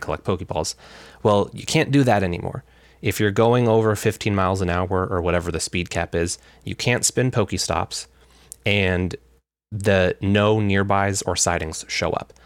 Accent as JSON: {"language": "English", "region": "Alaska", "country": "United States", "also_born_or_lived": "Olympia, Washington", "moved": "yes", "lives_now": "Washington, United States", "said": "We're both originally from Alaska"}